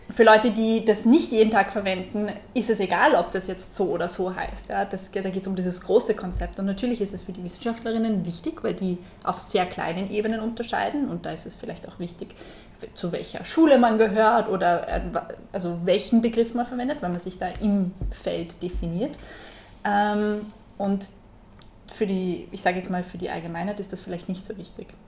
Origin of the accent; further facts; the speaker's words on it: Salzburg, Austria; in Salzburg äh, ich komme aus Salzburg und da gibt es einen, einen Schranken.